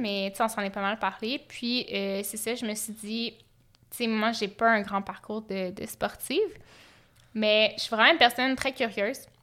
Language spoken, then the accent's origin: French; Sherbrooke, Quebec, Canada; je viens de Sherbrooke